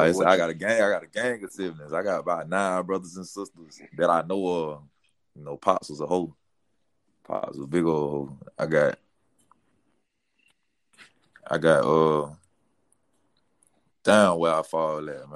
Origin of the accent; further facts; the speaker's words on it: Polk County, Central Florida, United States; also born or lived in Miami, Florida; where I was really raised, that went to school, that graduated from, was Polk County, Central Florida